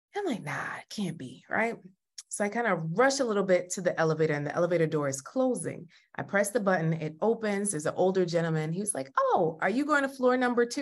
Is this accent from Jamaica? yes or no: yes; Jamaica